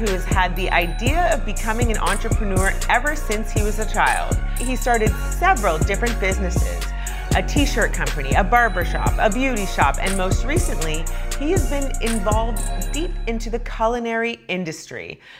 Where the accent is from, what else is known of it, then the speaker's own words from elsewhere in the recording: Canada; I grew up in Canada, so I feel like I really missed out on that.